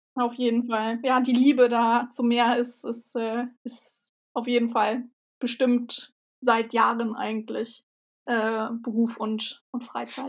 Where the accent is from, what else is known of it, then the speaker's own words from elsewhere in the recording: Berlin, Germany; also born or lived in Hamburg; now in Bremen, Germany; Also ich bin in Berlin geboren und groß geworden und habe in Hamburg gelebt, jetzt lebe ich in Bremen.